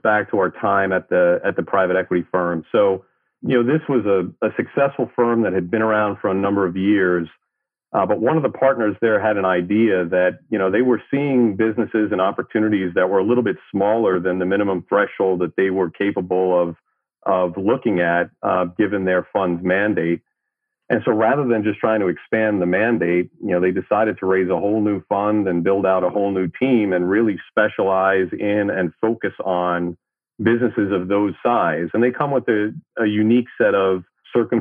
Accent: New York City, New York, United States; moved away; also born or lived in California / Midwest; Born and raised in Brooklyn, New York. Spent most of my childhood and early life in New York City

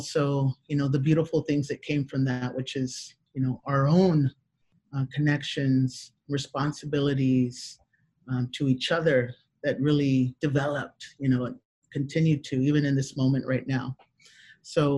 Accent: Houston, Texas, United States; I'm in Houston, Texas, born and raised

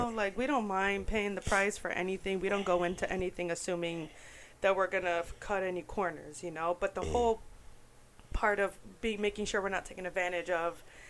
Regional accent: New York, United States; now in Orlando, United States; I'm from New York, right? Everyone knows that. And in the Bronx, there are a lot of Puerto Ricans, right?

